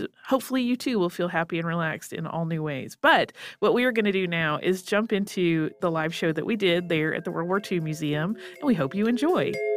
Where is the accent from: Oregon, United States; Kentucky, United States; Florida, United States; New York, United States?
Florida, United States; Florida Panhandle, United States; moved away; I grew up on the Florida Panhandle